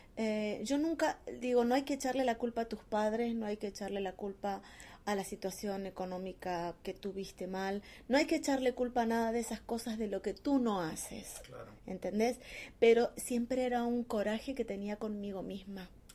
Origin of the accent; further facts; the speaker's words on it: Argentina; moved away as an adult; also born or lived in Córdoba, Argentina / Mexico; yo salí de Argentina, me fui a México por una apuesta